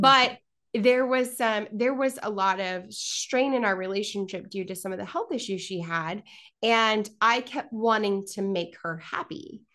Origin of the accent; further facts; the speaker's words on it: Kansas City, Missouri, United States; Joining you from my hometown of Kansas City, a large city with a hometown feel